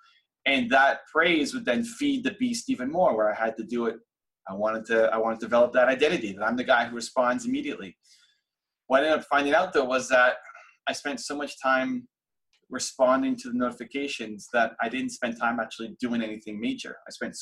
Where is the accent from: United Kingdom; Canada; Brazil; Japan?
Canada; Toronto, Ontario; my hometown of Toronto